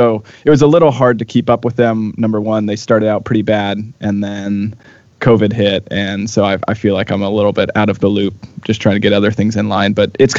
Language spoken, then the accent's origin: English; Minnesota, United States; also born or lived in Portland; now in Kansas City, United States; I grew up in Minnesota